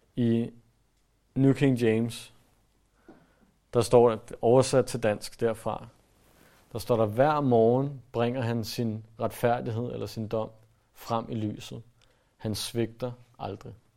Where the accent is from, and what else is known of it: Denmark